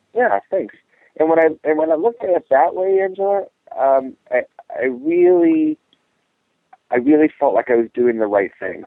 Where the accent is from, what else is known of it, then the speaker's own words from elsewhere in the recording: Ohio, United States; we lived in a small farming community in Ohio